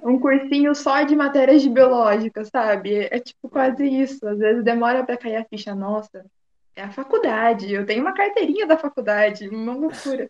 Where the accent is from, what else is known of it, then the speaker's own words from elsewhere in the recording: Americana, São Paulo, Brazil; sou aqui do interior de São Paulo, de uma cidade que chama Americana